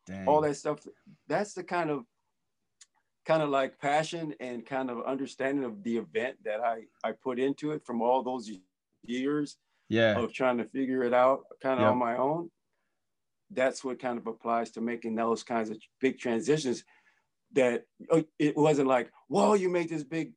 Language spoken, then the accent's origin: English; Brookfield, Wisconsin, United States; I grew up in Brookfield, Wisconsin, which is cold and freezing